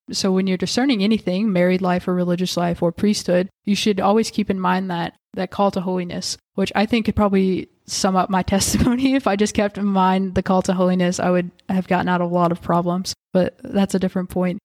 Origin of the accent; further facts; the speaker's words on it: Whitesville, Kentucky, United States; moved away as an adult; now in Owensboro, United States; I'm originally from Whitesville